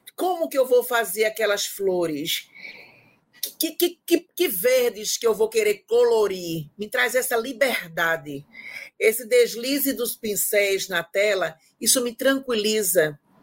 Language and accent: Portuguese; Timbaúba, Pernambuco, Brazil; moved away as an adult; now in João Pessoa, Brazil; minha mãe me matriculou em uma escola de pintura lá na minha cidade, em Timbaúba, que é de Pernambuco